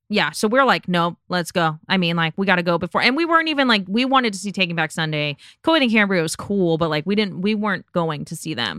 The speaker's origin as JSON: {"language": "English", "town": "Las Vegas", "region": "Nevada", "country": "United States", "tie": "born or raised there", "said": "I'm born and raised in Las Vegas"}